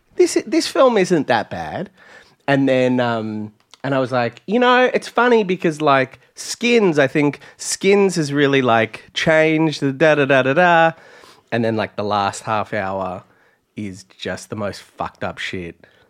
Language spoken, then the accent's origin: English; near Traralgon, Victoria, Australia; when the Subway opened in my hometown